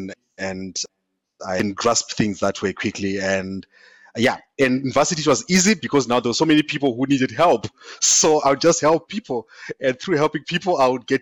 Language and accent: English; eastern Zimbabwe, Zimbabwe; I grew up in Zimbabwe, in a small village in the eastern part of Zimbabwe